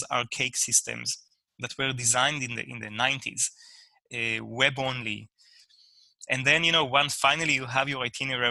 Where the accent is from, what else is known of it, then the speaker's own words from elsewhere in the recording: Israel; moved away; I'm originally from Israel